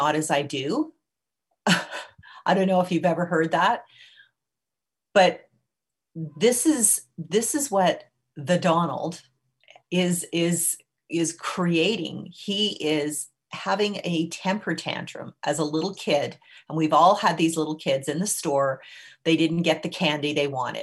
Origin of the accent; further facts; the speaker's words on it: Canada; as a Canadian